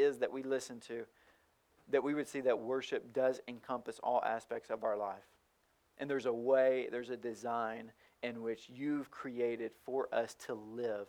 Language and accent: English; rural Tennessee, United States; moved away; also born or lived in Miami, Florida; my hometown of rural Tennessee